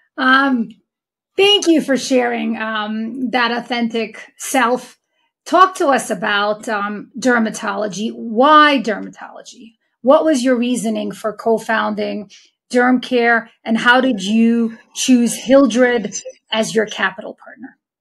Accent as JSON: {"language": "English", "town": "New York City", "region": "New York", "country": "United States", "tie": "born or raised there", "said": "my hometown of Queens, New York"}